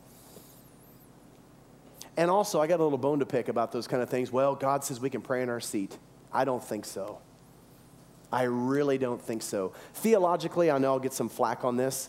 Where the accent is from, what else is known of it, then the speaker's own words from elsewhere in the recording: the South, United States; we come from the South, we had mammy and pappy